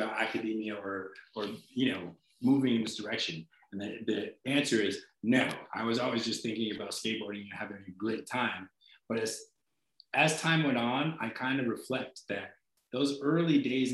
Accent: Massachusetts, United States; moved away; my heart's in the East Coast because that's where I'm from. I'm from Massachusetts.

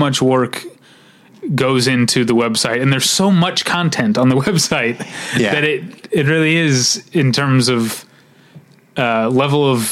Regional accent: St. Louis, Missouri, United States; I'm from St. Louis

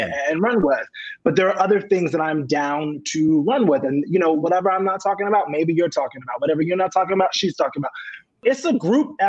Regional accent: New York City, New York, United States; I grew up in Queens, New York.

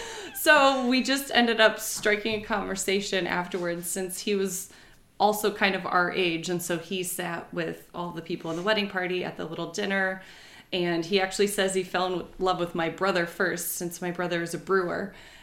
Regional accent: Cedar Rapids, Iowa, United States; moved away as an adult; now in Morrison, United States; Church in Morrison, Illinois. It's a little community where I moved to once we got married. I grew up in Cedar Rapids and then went to school at University of Iowa.

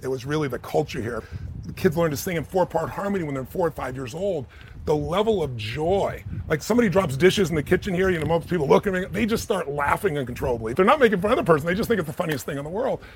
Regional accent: United States; I'm an American

